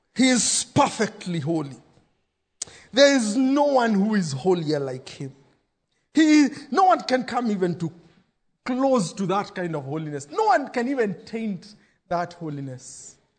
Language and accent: English; Kenya; growing up in Shago